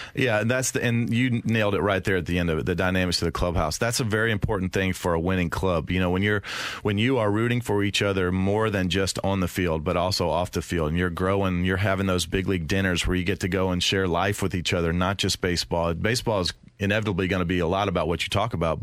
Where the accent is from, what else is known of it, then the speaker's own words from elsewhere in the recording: the South, United States; I'm from the South